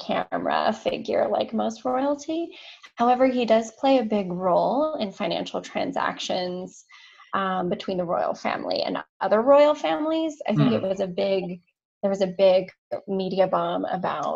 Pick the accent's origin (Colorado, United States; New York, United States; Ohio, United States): Colorado, United States; moved away as an adult; also born or lived in Houston, Texas / Thailand; now in Spain; I'm from Colorado